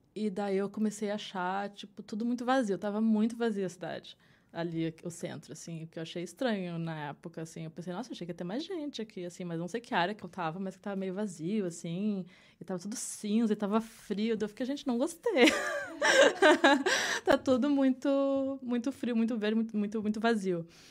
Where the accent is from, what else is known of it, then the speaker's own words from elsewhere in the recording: Porto Alegre, Rio Grande do Sul, Brazil; moved away as an adult; also born or lived in Sapucaia do Sul; now in New York, United States; eu sou de, de Porto Alegre. Uhum. Eu morei em Porto Alegre, morei em Sapucaia do Sul